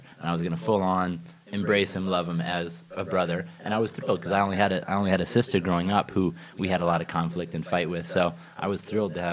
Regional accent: Ithaca, New York, United States; I grew up in Ithaca, New York

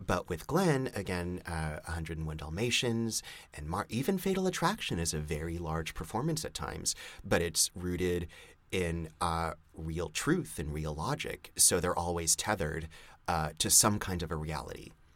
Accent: Montreal, Quebec, Canada; moved away; when I grew up in Montreal

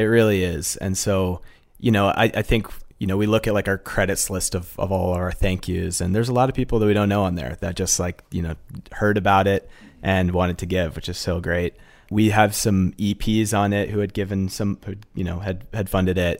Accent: Massachusetts, United States; also born or lived in Fairfield, Connecticut; I grew up in Massachusetts

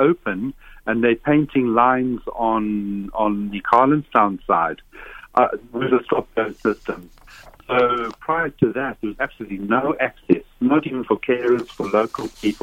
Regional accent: Zimbabwe; now in Ireland; I'm from Zimbabwe

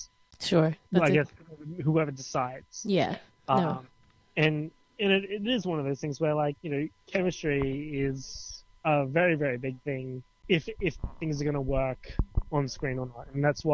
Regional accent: Australia; as Australian culture is that we are diverse

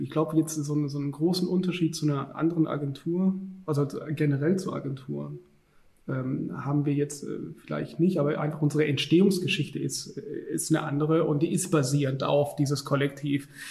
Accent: Stuttgart, Baden-Württemberg, Germany; moved away as an adult; now in Düsseldorf, Germany; wir kommen eigentlich ursprünglich aus Stuttgart und wir sind dann nach Düsseldorf gezogen

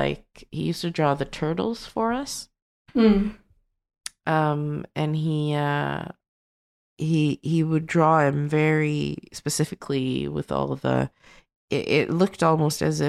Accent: Sweden; I grew up in Sweden

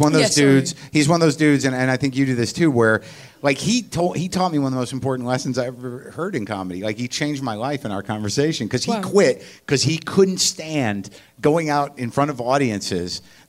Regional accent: United States; because I'm American and arrogant, and I just didn't know about it

